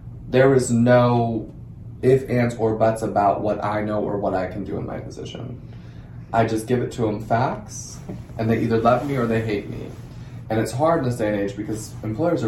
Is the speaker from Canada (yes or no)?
no; Germany; moved away as an adult; now in Texas, United States; I'm from Germany.